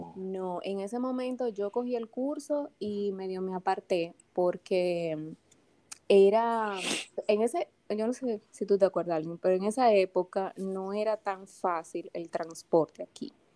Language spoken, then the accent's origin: Spanish; Santo Domingo, Distrito Nacional, Dominican Republic; Yo soy, como digo, dominicanita de pura cepa. Yo nací aquí en la ciudad de Santo Domingo, eh, un martes santo, dice mi mamá